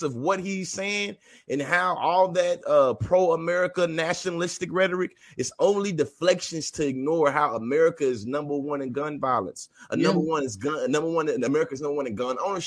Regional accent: Texas, United States; I'm born and raised in Texas

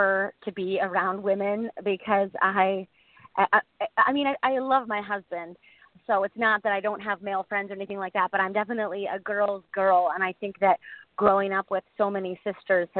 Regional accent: Boca Raton, Florida, United States; also born or lived in Maui, Hawaii; I grew up in Boca Raton, Florida

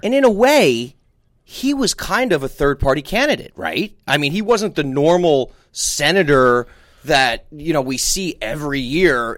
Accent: New Jersey, United States; I'm from New Jersey

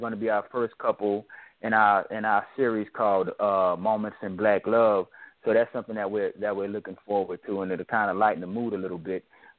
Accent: New Orleans, Louisiana, United States; I'm from New Orleans.

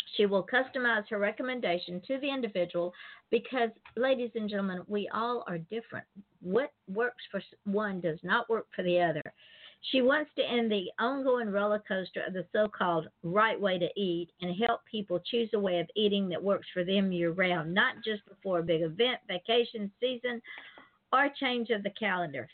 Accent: Atlanta, Georgia, United States; Atlanta, my hometown

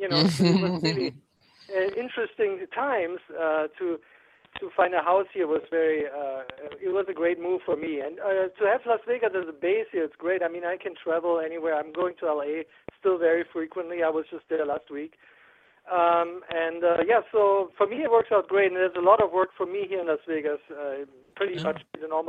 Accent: Aachen, North Rhine-Westphalia, Germany; moved away as an adult; also born or lived in Los Angeles; now in United States; I'm actually from Aachen, which is close to Netherlands and Belgium, where those three countries all meet.

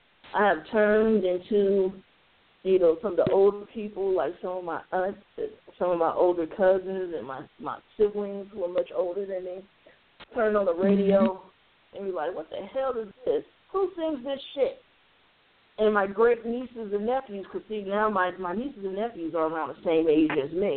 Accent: Chicago, Illinois, United States; You know, and I'm from Chicago just like you.

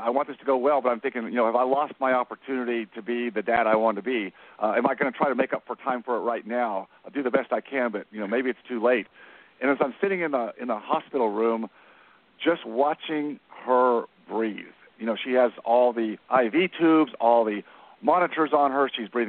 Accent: Dallas, Texas, United States; I come from Dallas, so I took a different route.

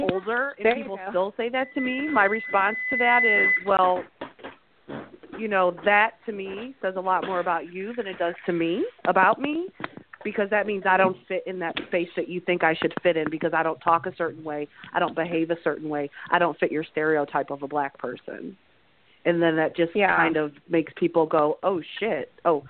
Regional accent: Philadelphia, Pennsylvania, United States; grew up in Philadelphia, which is a fairly diverse city. And, you know, I grew up in the suburbs, but I grew up in Mount Airy.

